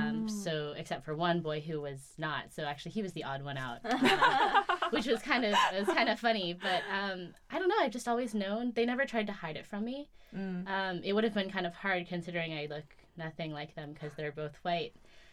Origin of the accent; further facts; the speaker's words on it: Boise, Idaho, United States; also born or lived in Fuzhou, Jiangxi, China; I was born in Fuzhou, a tiny village in Jiangxi province in southern China. When I was about 4 months old, I was adopted by my American parents. And I've lived in Boise, Idaho, ever since then.